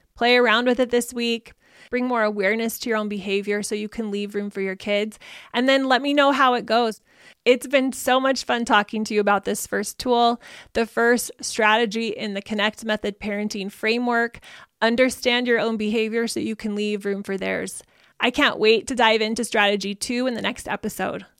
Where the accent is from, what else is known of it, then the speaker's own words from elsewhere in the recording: Arizona, United States; I grew up in Arizona where we get a couple of inches of rain every year